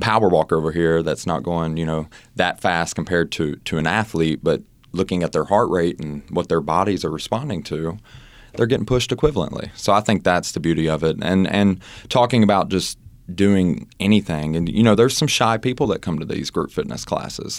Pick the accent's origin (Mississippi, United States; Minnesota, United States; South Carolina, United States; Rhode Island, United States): Mississippi, United States; moved away; also born or lived in Oxford, Mississippi; I'm from Mississippi, as you know, and I used to have my own business there